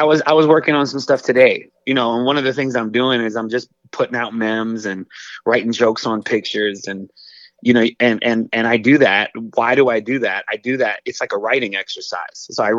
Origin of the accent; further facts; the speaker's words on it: Northern United States, United States; we live in the South now. I grew up in the North. Like, it was culture shock when I moved here.